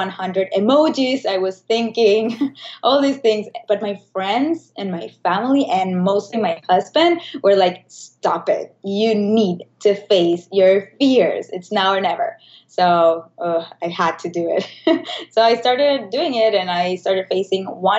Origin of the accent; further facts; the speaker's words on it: Caracas, Capital District, Venezuela; moved away as an adult; now in New York, United States; I was born in Venezuela, in Caracas. And when you are living there